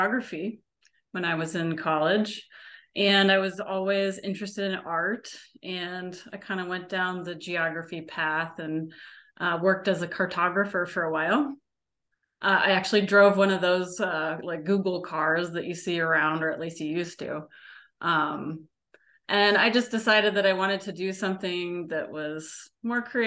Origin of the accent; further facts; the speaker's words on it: Cedar Rapids, Iowa, United States; moved away as an adult; I moved to Cedar Rapids, which is my hometown, Cedar Rapids, Iowa, in 2019.